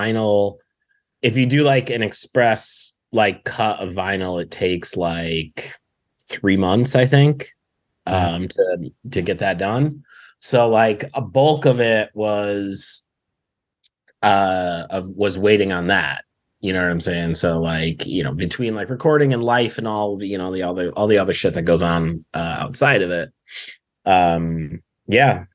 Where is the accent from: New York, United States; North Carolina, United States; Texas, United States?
New York, United States; Binghamton; now in Brooklyn, United States; I grew up in Binghamton